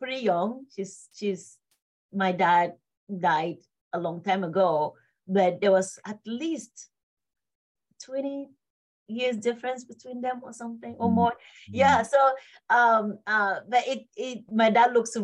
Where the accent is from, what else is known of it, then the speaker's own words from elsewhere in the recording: Northwest Region, Cameroon; also born or lived in Bamenda / Babanki; now in United States; I was born and raised in Cameroon, born in the city of Bamenda.